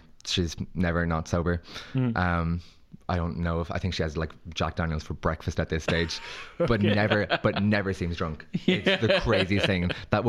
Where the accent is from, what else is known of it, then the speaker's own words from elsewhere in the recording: Ireland; we're Irish